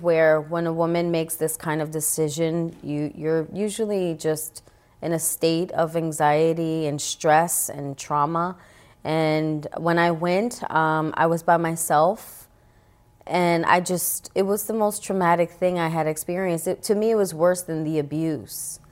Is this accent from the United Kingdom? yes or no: no; New York City, New York, United States; I grew up in the Bronx